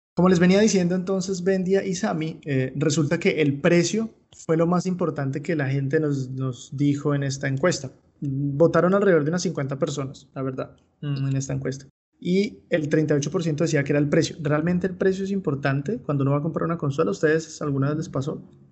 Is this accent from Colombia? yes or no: yes; Colombia